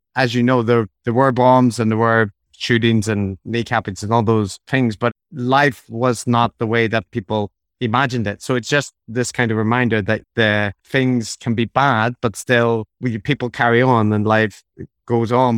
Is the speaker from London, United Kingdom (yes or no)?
no; Belfast, Northern Ireland, United Kingdom; moved away; also born or lived in Japan; growing up in Belfast in the 90s, I was at the tail end of the troubles.